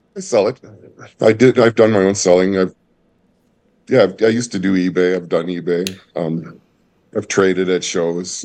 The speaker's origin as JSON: {"language": "English", "region": "Minnesota", "country": "United States", "tie": "born or raised there", "also_born_or_lived": "Wisconsin", "moved": "yes", "said": "I grew up, uh, split between, uh, Minnesota and later Wisconsin"}